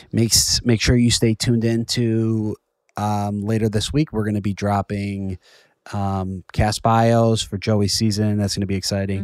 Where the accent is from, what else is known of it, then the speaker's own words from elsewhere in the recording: Chicago, Illinois, United States; now in New York, United States; I'm from Chicago